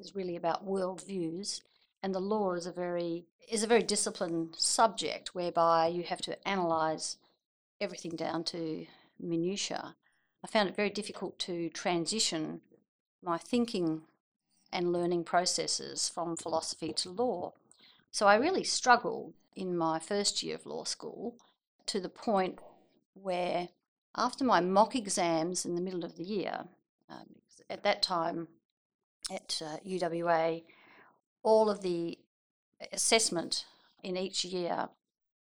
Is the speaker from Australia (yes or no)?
yes; Geraldton, Western Australia, Australia; also born or lived in Perth; I grew up in Geraldton and went to school there.